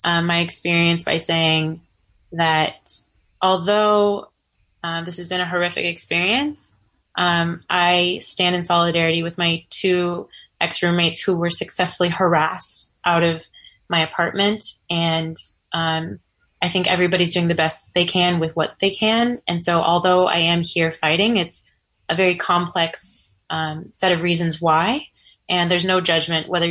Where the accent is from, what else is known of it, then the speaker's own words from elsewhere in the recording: Pleasant Hill, California, United States; moved away as an adult; also born or lived in Hayward / Oakland / San Francisco; now in New York City, United States; I'm originally from the San Francisco Bay Area. Shout out to the hyphy movement. I was born in Hayward, spent 2 years in Oakland, and lived in Pleasant Hill for 15 years